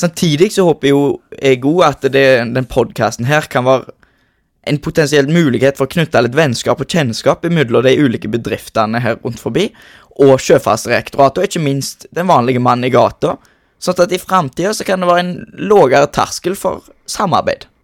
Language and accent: Norwegian; Norway; Jeg kommer jo mesten herifra